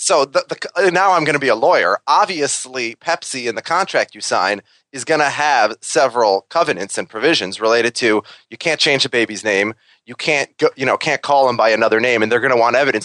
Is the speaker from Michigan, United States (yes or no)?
no; Minnesota, United States; now in New York, United States; I'm from Minnesota, and I'm the only one who actually lives in New York